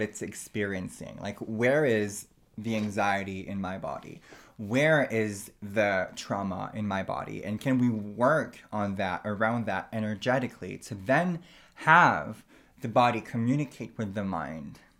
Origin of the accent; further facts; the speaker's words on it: Canada; I myself am First Nation, so I am Aboriginal from Canada